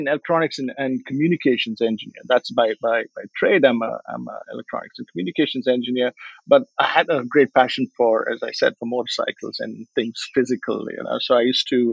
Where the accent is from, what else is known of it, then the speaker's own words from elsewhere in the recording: Bangalore, Karnataka, India; moved away as an adult; also born or lived in United States / London; Growing up in Bangalore